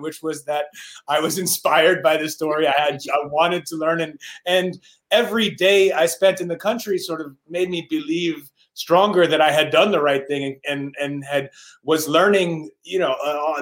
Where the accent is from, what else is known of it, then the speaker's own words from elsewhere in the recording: New York City, New York, United States; I grew up in New York City